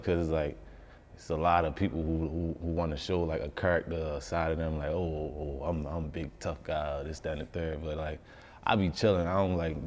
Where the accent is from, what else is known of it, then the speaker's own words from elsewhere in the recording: Baltimore, Maryland, United States; growing up in Baltimore